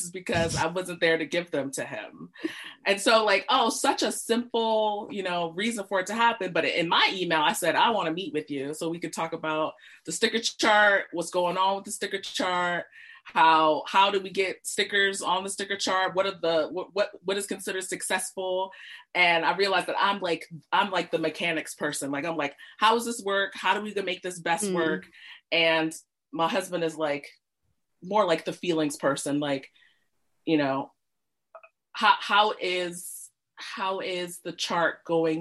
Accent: United States; moved away as an adult; also born or lived in Britain; now in United Kingdom; the US, where I grew up, if you haven't told from my accent

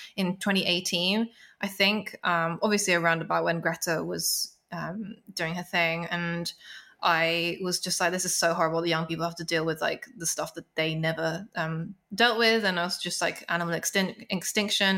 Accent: London, United Kingdom; I grew up in London. Uh, it's such a musical city. And at the time, not so much now, but there were so many small venues. You know, I grew up around Camden.

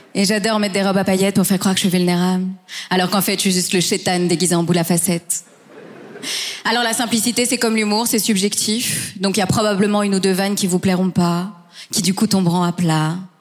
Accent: Belgium; je suis belge mais d'origine hispano-marocaine

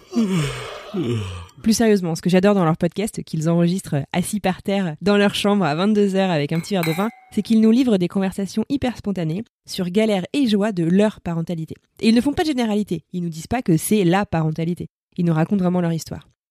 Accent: France; J'ai grandi en France, je suis blanche, j'ai un prénom très français

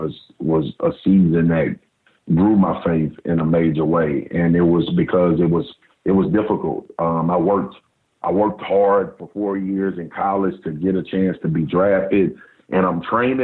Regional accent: Baton Rouge, Louisiana, United States; I grew up in South Baton Rouge.

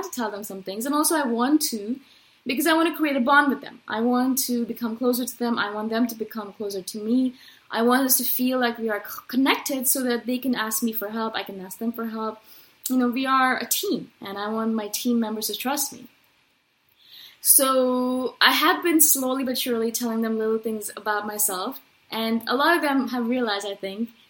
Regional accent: India; I come from India

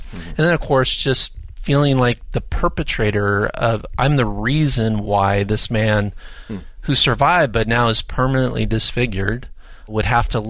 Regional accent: California, United States; I'm a Southern California native. I can't be far from the ocean.

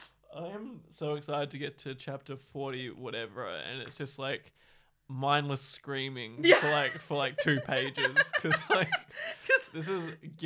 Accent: Australia; as Australian writers on the other side of the globe

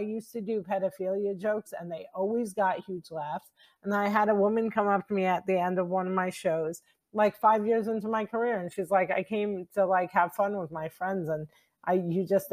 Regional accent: New Jersey, United States; I'm from New Jersey and our tongues are like legendary

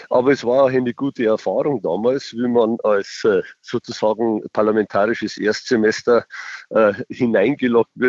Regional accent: Spain; man findet tatsächlich mehr Deutsche und ich finde als Spanier und ich finde, dass sich die Spanier und die Deutschen da zu einer guten Symbiose zusammengefunden haben

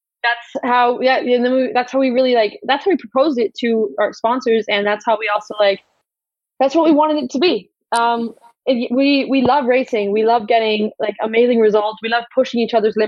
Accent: United States; now in Germany; we're both American

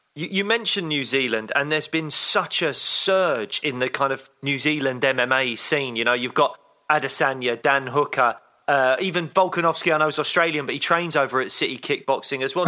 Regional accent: United Kingdom; two British guys

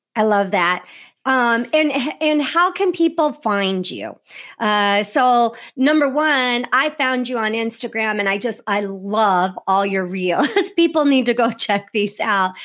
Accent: Iowa, United States; I'm from Iowa, so right next to you there in, in Illinois

